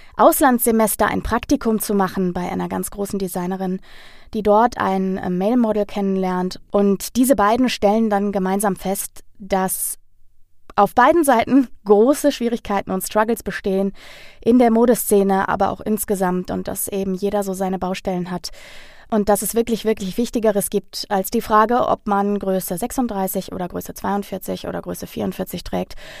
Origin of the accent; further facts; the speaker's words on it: Ruhr area, North Rhine-Westphalia, Germany; in meiner Heimat, dem Ruhrgebiet